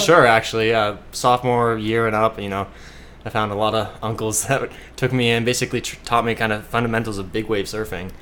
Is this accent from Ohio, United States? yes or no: yes; Shaker Heights, Ohio, United States; moved away as an adult; now in Hawaii, United States; I was graduating from Shaker Heights High School in Cleveland